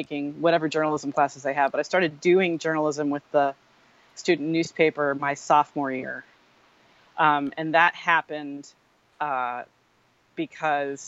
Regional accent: Stamford, Connecticut, United States; moved away; I grew up in Connecticut

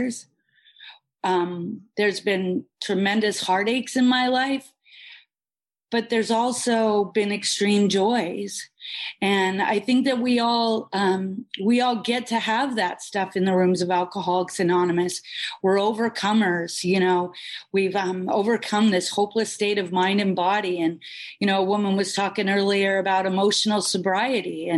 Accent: Bellingham, Washington, United States; now in Boca Raton, United States; I was born and raised in the Pacific Northwest in Bellingham, Washington, a little south of Vancouver, BC

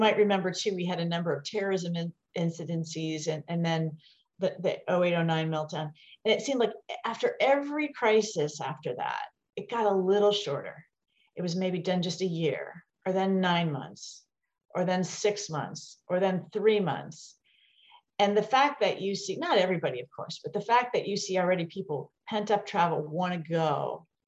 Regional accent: West Virginia, United States; moved away as an adult; also born or lived in Taiwan; I came from West Virginia

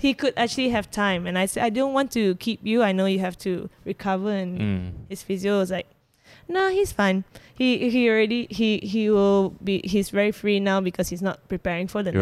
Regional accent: Malaysia; accent: Malaysian; my Malaysian accent

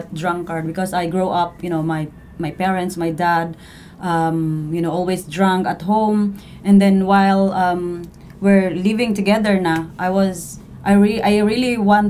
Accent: Panabo, Davao Region, Philippines; I grew up in Davao del Norte in Panabo.

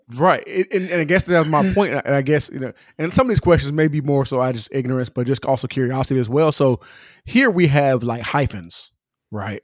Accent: Pomona, California, United States; I'm from Pomona. I, I claim my city. I rep my city

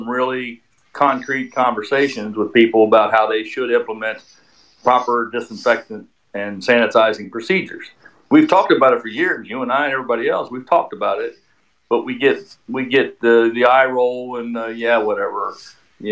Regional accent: Maryland, United States; moved away; I'm from Maryland, and my kids still up or in that area.

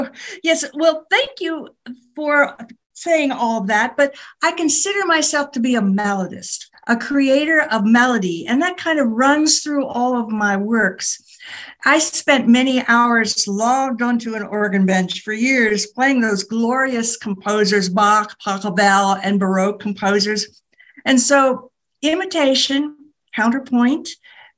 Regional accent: Appalachian Mountains in Pennsylvania, United States; also born or lived in Palouse, Washington / Missouri; now in Southwest, United States; I grew up in the Appalachian Mountains in Pennsylvania, with the nearest town 6 miles away.

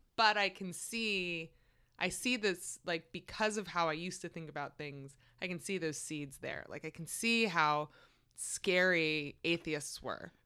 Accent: Maryland, United States; one of my best friends from growing up in Maryland

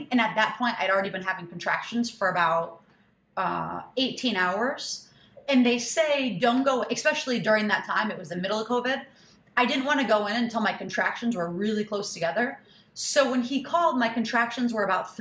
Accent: Michigan, United States; now in New York City, United States; I'm from Michigan

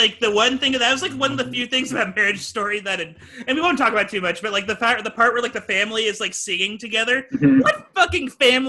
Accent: Texas, United States; I'm from Texas too

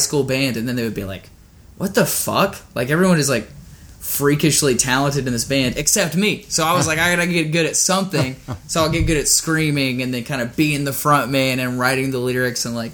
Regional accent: Chattanooga, Tennessee, United States; moved away as an adult; now in Nashville, United States; we had a music venue in my hometown called The Warehouse, and it was a Christian metalcore venue

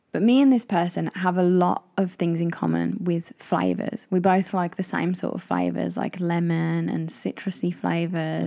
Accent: Midlands, United Kingdom; I grew up in the Midlands

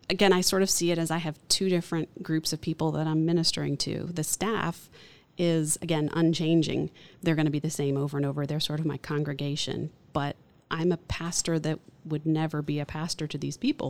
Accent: Orlando, Florida, United States; I grew up in Orlando, so I'm a third generation native

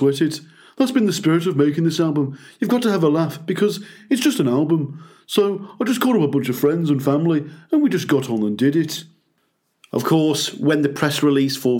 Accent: Birmingham, West Midlands, United Kingdom; my hometown of Birmingham here in the UK

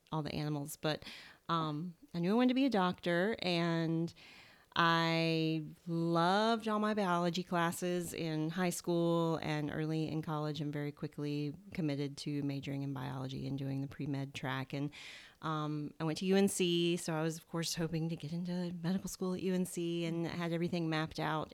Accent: Southern, United States; accent: Southern; my Southern accent

